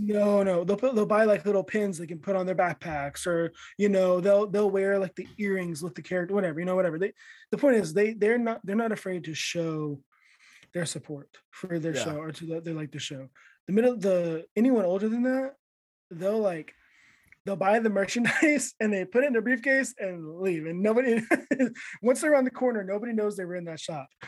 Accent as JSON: {"language": "English", "country": "United States", "moved": "yes", "lives_now": "Japan", "said": "as an American"}